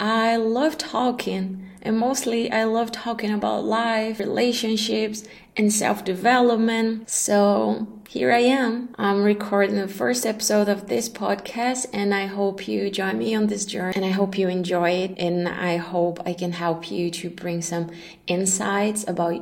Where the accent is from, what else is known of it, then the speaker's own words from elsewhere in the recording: Brazil; moved away as an adult; also born or lived in Dubai, United Arab Emirates / Kuala Lumpur, Malaysia; I'm Brazilian and I left Brazil almost a decade ago